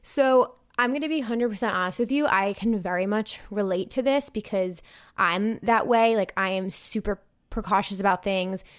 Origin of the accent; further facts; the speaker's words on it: New Jersey, United States; I'm not from Minnesota. I'm from New Jersey